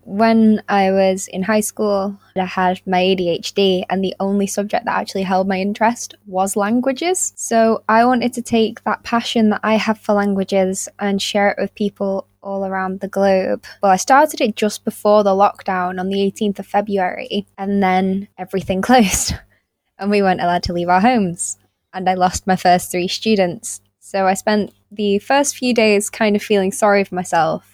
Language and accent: English; Winsford, North West England, United Kingdom; teaching weekly Spanish workshops in my hometown